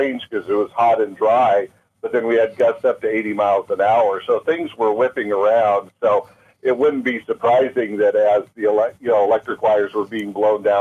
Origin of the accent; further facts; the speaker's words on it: Maui, Hawaii, United States; moved away as an adult; Maui was my first home. We moved here as kids, and aside from being a beautiful island, it's my hometown, so it's in my heart